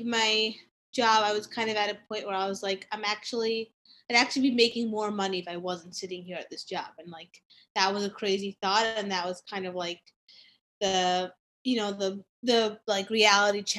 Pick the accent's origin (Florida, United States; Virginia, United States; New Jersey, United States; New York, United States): New York, United States; New York City; I actually grew up in New York City. I grew up on the Upper East Side. So I've been here my whole life.